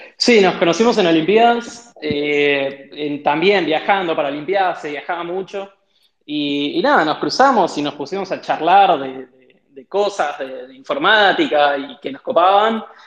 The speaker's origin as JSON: {"language": "Spanish", "town": "Mar del Plata", "region": "Buenos Aires Province", "country": "Argentina", "tie": "born or raised there", "said": "de chico, eh, yo viví en Mar del Plata, hice toda la secundaria en Mar del Plata"}